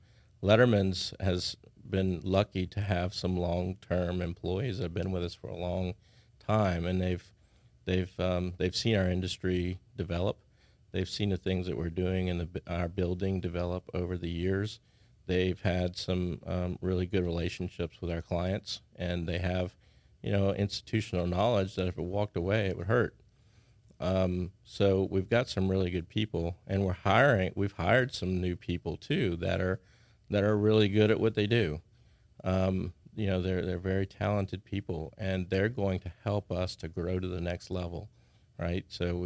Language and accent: English; Houston, Texas, United States; born there; also born or lived in New Orleans / San Antonio; now in Baton Rouge, United States; I moved here in 1980, right around 1980. I was born in Houston, lived in New Orleans a little while, San Antonio, and came here. So Baton Rouge for me is home.